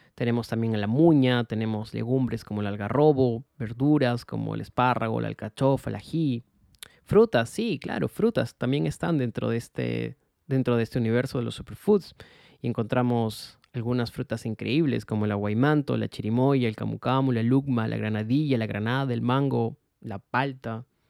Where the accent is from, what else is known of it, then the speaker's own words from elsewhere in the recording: Peru; como peruanos